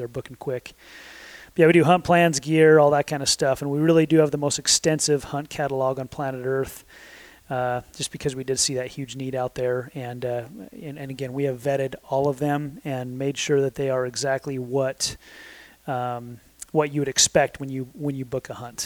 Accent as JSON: {"language": "English", "town": "Sandy", "region": "Utah", "country": "United States", "tie": "born or raised there", "said": "I grew up in Utah my entire life. I grew up in Sandy, Utah"}